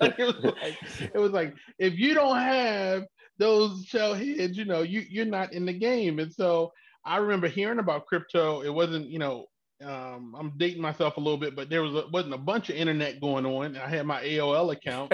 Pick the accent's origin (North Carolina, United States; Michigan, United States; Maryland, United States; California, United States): Maryland, United States; Baltimore; born and raised in Baltimore.